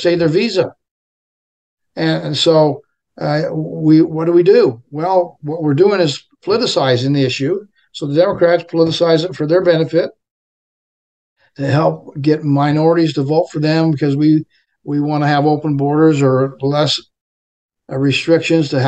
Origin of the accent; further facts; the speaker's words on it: Orem, Utah, United States; I was raised in Orem with all the fruit farmers that we had here